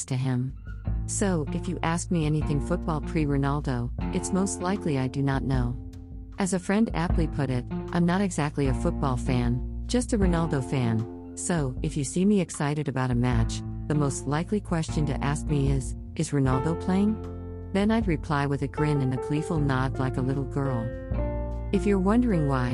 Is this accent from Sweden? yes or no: no; Ghana; my home country